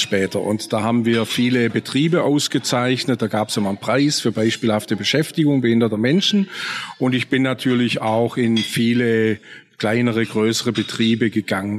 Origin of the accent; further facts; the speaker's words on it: a Swabian village, Germany; im schwäbischen Dorf, wo ich aufgewachsen bin, als sehbehinderter Bub